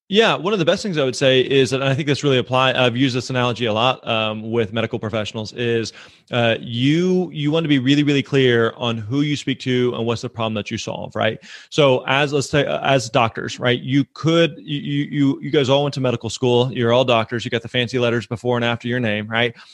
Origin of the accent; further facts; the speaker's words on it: Missouri, United States; I'm actually from Missouri, uh, and growing up, I was really involved with my local church